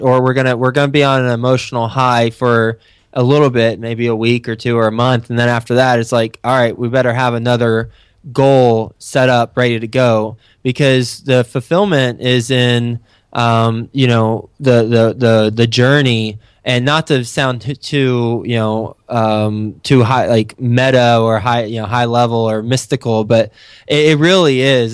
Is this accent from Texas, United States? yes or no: yes; Texas, United States; moved away as an adult; also born or lived in Flint, Michigan / New York City; Friday Night Lights was my high school